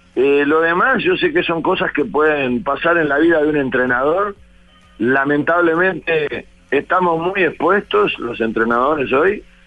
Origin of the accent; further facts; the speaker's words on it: Florida, Uruguay; de mi pueblo, de Florida